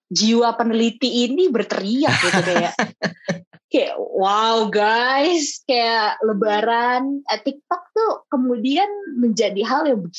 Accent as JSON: {"language": "Indonesian", "town": "Manado", "region": "North Sulawesi", "country": "Indonesia", "said": "aku orang Manado jadi mm. kayak Bapesta tuh Bapesta gitu"}